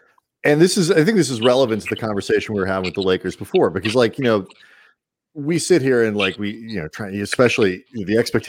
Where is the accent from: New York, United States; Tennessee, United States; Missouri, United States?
Missouri, United States; St. Louis; we grew up in St. Louis.